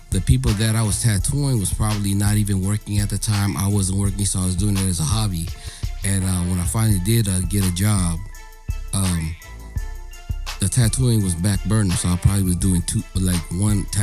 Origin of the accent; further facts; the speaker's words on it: Philippines; I'm Filipino, dog. I'm looking